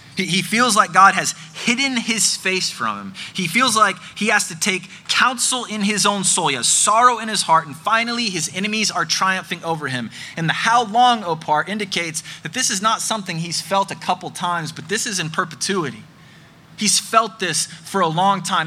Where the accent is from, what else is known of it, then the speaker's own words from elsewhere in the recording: Birmingham, Alabama, United States; my hometown of Birmingham, Alabama